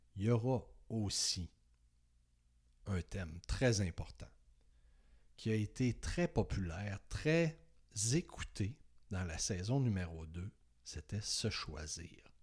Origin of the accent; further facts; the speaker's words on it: Saguenay, Quebec, Canada; moved away as an adult; now in Beauce, Canada; j'ai décidé de quitter ma région natale, le Saguenay, pour m'en venir vers Québec, vers la Beauce